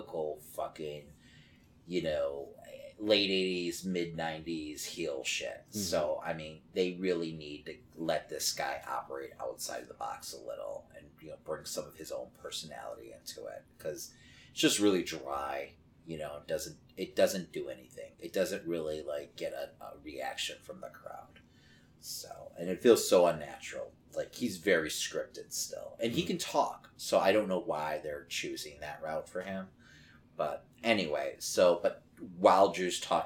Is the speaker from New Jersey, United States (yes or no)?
no; Chicago, Illinois, United States; we're in Chicago. We're from Chicago